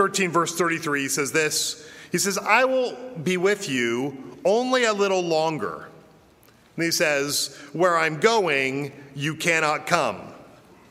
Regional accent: Denver, Colorado, United States; moved away; I was born and I was raised in Denver, Colorado

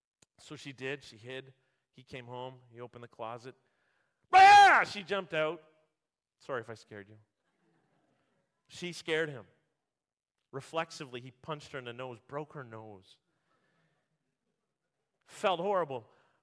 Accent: Vancouver, British Columbia, Canada; born there; also born or lived in Ontario; When I moved from Ontario to Vancouver area, I, as a sports fan, I would listen to sports radio. And I'd hear all this talk about the Vancouver Canucks. And I was born in Vancouver.

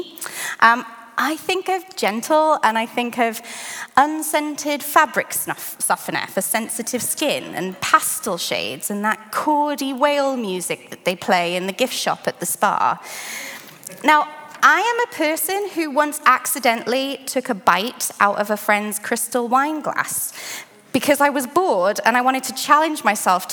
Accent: United Kingdom; moved away; I'm from the UK originally.

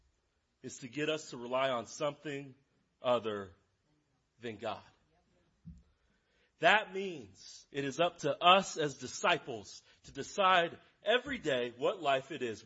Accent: Lawrence, Kansas, United States; I am from Lawrence. I grew up in Lawrence. I live in Lawrence

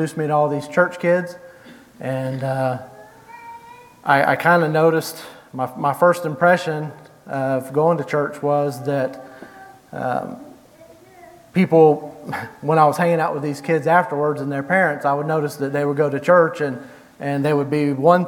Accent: Jacksonville, Florida, United States; moved away; I was born in Jacksonville, Florida, May 19th, 1975

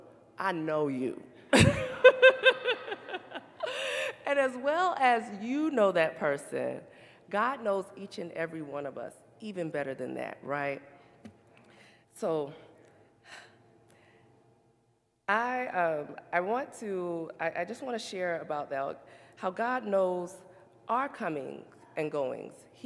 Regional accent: the South, United States; we're from the South

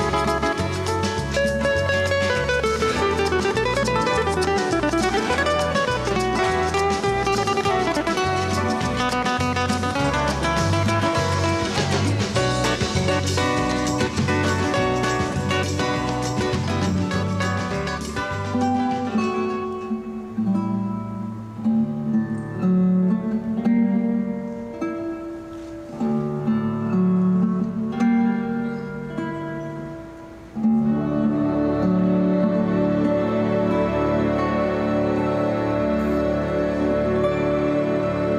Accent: Quito, Pichincha, Ecuador; I was born in Quito, Ecuador, South America.

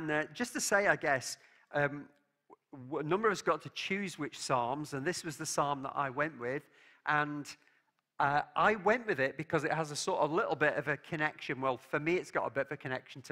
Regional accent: England, United Kingdom; As an Englishman

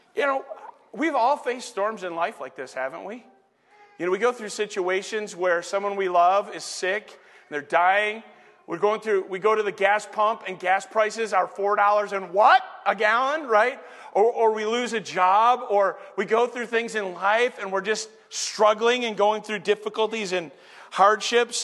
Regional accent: Saginaw, Michigan, United States; also born or lived in Flint, Michigan / Detroit, Michigan; raised in Saginaw

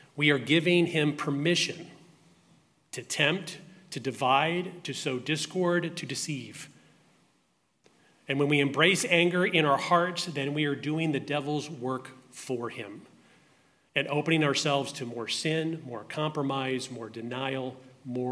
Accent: Baltimore, Maryland, United States; I grew up in Baltimore, Maryland

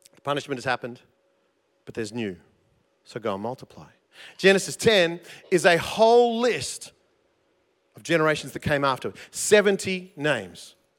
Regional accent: South Gippsland, Victoria, Australia; accent: South Gippsland English; first language English; South Gippsland English is my first language

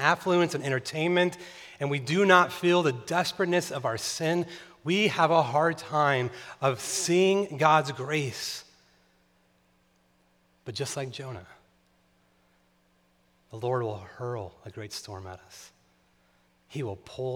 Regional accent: Tehachapi, California, United States; moved away; also born or lived in Chicago; where I grew up in Tehachapi, California, every night we would look and see the Milky Way

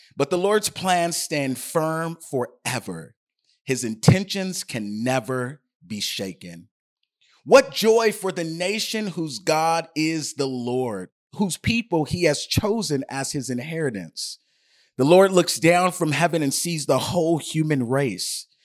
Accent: United States; my citizenship as an American

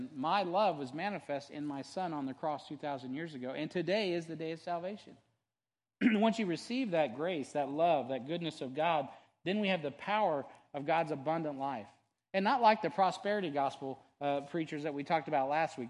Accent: United States; as an American

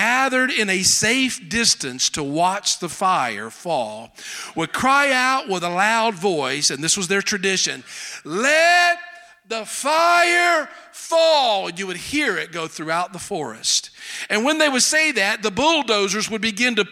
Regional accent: South Carolina, United States; accent: Southern; I'm from South Carolina.

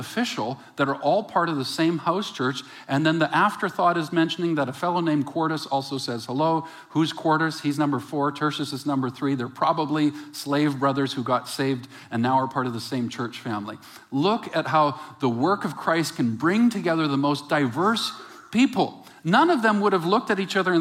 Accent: West Coast, Canada; also born or lived in Calgary; I was from the West Coast

